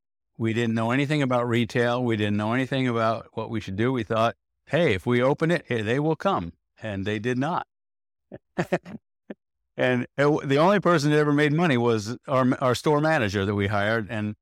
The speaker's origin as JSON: {"language": "English", "town": "Rye", "region": "New York", "country": "United States", "tie": "born or raised there", "said": "I grew up outside of New York City, Westchester County."}